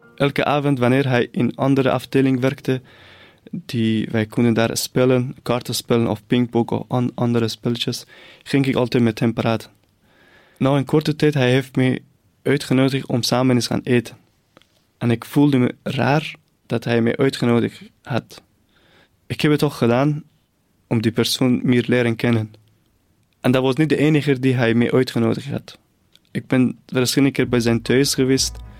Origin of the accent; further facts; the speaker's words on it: near the Caspian Sea, northern Iran, Iran; Dutch is a second language; moved away as an adult; now in Belgium; Ik ben opgegroeid in het noorden van Iran, dicht bij de Kaspische Zee